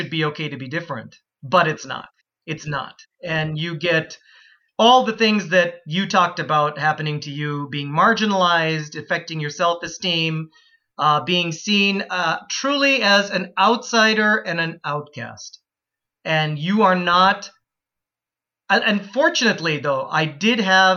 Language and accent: English; Plymouth, Minnesota, United States; also born or lived in Calgary, Canada / Florida; town I grew up in, Plymouth, Minnesota, where I still live today